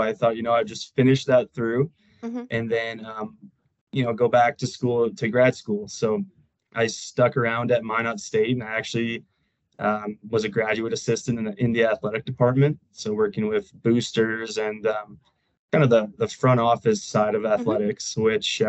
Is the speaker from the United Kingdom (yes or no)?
no; Canada; now in Denver, United States; And I'm originally from Canada, but moved to Denver, Colorado here.